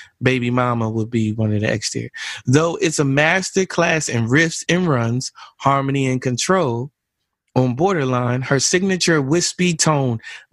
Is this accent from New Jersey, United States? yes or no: yes; New Jersey, United States; I'm from Jersey